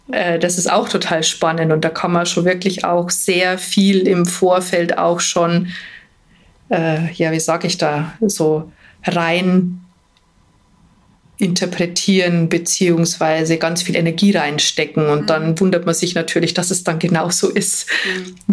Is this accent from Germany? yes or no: yes; Bavaria, Germany; Also ich sage immer, bei uns in Bayern sagt man pressiert, wenn es einem nie schnell genug geht